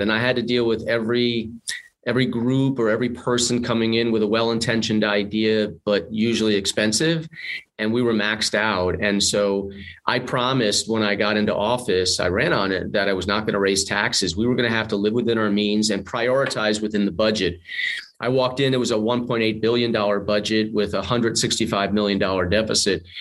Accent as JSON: {"language": "English", "region": "New York", "country": "United States", "also_born_or_lived": "Westchester", "said": "I'm a New Yorker through and through"}